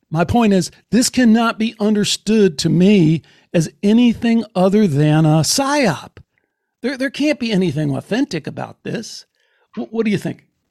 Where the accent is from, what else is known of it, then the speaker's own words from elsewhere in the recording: Chicago, Illinois, United States; growing up in Chicago in the Greek Orthodox Church